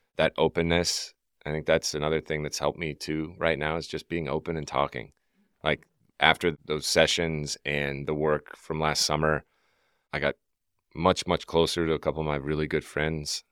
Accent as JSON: {"language": "English", "region": "Deep South", "country": "United States", "tie": "born or raised there", "said": "I grew up in the Deep South"}